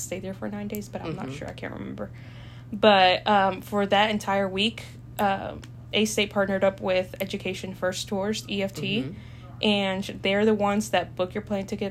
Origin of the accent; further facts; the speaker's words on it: El Salvador; now in United States; I am not from the United States. I'm from El Salvador